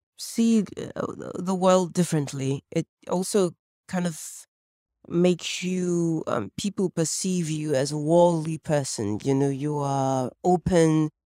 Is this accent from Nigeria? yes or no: yes; Lagos, Nigeria; born or raised there; also born or lived in Paris, France